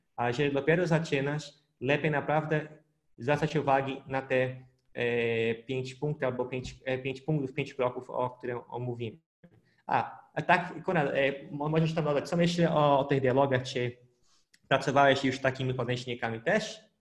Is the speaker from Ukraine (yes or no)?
no; Pará, Brazil; Polish is a second language; moved away; w miasteczku na północy Brazylii, skąd pochodzę, w stanie Para mieszkaliśmy